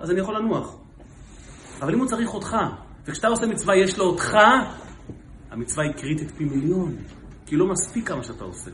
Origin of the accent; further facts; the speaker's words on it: Israel; אנחנו הרי ישראלים